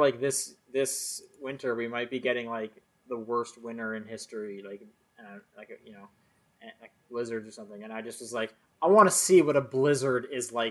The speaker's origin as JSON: {"language": "English", "country": "Canada", "moved": "yes", "lives_now": "United States", "said": "my family's in Canada"}